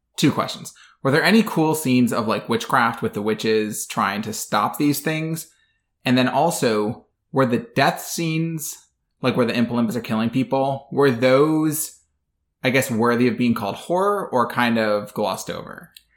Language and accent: English; Midwest, United States; I grew up in the Midwest